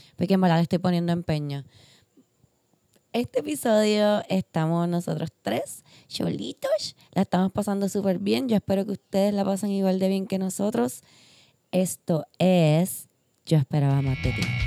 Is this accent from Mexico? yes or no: no; Puerto Rico; como puertorriqueña, como ser humano, como todo, como mujer